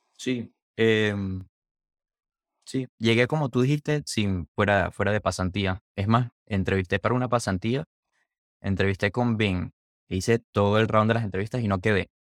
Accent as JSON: {"language": "Spanish", "town": "Maracaibo", "region": "Zulia", "country": "Venezuela", "also_born_or_lived": "Orlando, Florida", "moved": "yes", "lives_now": "Seattle, United States", "said": "mi ciudad"}